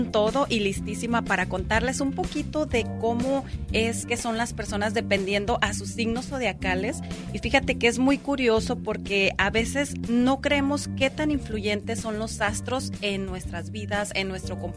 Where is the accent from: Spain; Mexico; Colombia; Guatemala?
Mexico; Navolato, Sinaloa; Nabolato, Sinaloa.